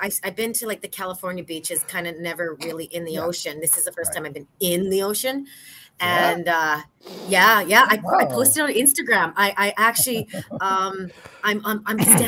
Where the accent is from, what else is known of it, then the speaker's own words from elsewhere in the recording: Canada; I'm a Canadian